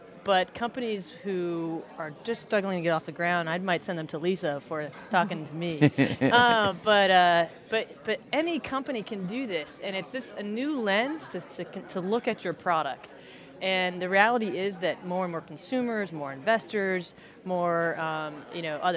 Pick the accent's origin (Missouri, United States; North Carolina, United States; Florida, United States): Florida, United States; moved away as an adult; also born or lived in Minnesota; now in New Orleans, United States; I was born and raised in Florida.